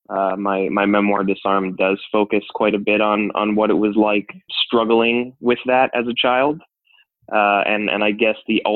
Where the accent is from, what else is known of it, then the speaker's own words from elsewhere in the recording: Miami, Florida, United States; I grew up in Miami, Florida